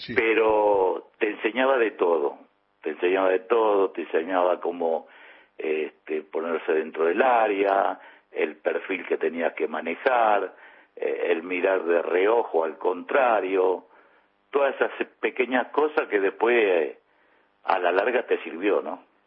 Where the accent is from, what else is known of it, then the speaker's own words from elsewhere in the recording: Buenos Aires, Argentina; yo nací en Parque Chacabuco, a 10 cuadras que estaba la cancha, digamos, todos mis amigos de la infancia, todo cuervo, eso aquí que imagínate cuando volví al barrio